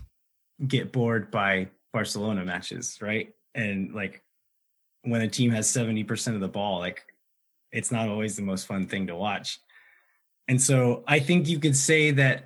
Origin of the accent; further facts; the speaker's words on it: Texas, United States; we're from Texas